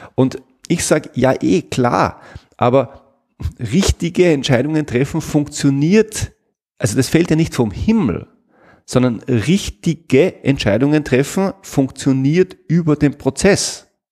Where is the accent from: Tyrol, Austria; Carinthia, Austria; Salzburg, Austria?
Salzburg, Austria; ich komme aus Salzburg